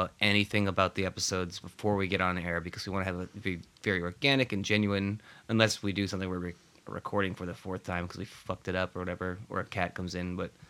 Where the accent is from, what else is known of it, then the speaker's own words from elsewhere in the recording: New England, United States; growing up in New England, where I grew up in a small town in an old farmhouse